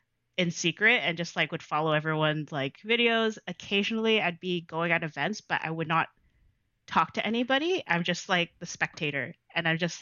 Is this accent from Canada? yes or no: yes; Toronto, Ontario, Canada; Yes, I am from Jane and Weston. So that's my hood.